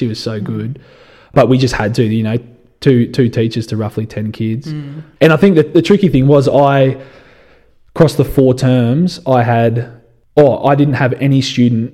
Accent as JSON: {"language": "English", "town": "Dubbo", "region": "New South Wales", "country": "Australia", "tie": "born or raised there", "also_born_or_lived": "Canada / Alice Springs", "said": "I grew up in Dubbo, you know, spent a little bit of time over in Canada, but that's the only time I've spent away from here."}